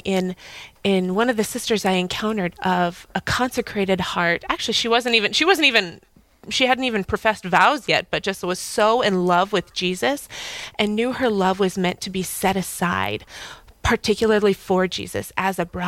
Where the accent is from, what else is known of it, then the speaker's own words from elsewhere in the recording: Fargo, North Dakota, United States; moved away as an adult; also born or lived in Moorhead, Minnesota; now in New York, United States; I'm originally from Fargo. I grew up here